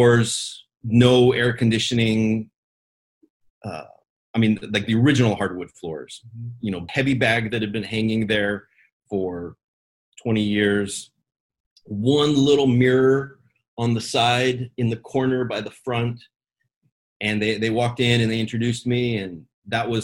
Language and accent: English; Fairbanks, Alaska, United States; there was only one karate school in our town where I grew up in Fairbanks, Alaska